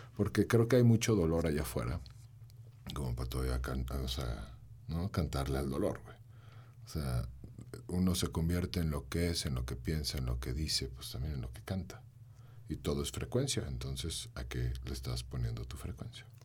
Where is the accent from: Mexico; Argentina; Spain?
Mexico; León, Guanajuato; soy cantautor, soy de aquí de León